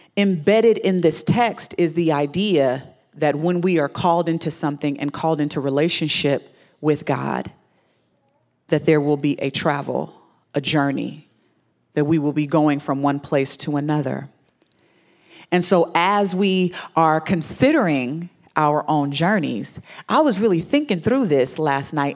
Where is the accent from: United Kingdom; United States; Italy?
United States; Houston, Texas; I was born in Houston, Texas.